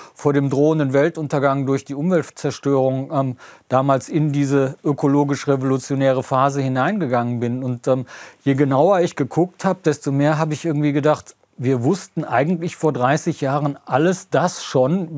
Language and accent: German; Lower Rhine village, North Rhine-Westphalia, Germany; moved away; ich bin hier zu Hause, ich kann eigentlich nirgends sonst auf der Welt ein derart vertrautes Gefühl herstellen wie hier in diesem niederrheinischen Dorf